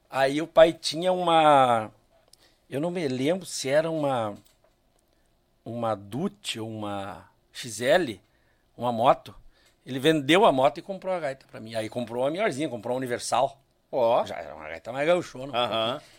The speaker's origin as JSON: {"language": "Portuguese", "town": "Cruz Alta", "region": "Rio Grande do Sul", "country": "Brazil", "tie": "born or raised there", "said": "eu sou natural de Cruz Alta e meu pai, minha família sempre teve envolvimento com CTG, com rodeio"}